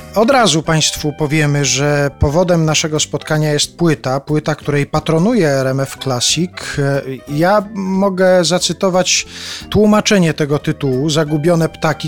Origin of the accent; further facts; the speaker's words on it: Subcarpathian Voivodeship, Poland; accent: Subcarpathian; ja w tym języku mam taki podkarpacki akcent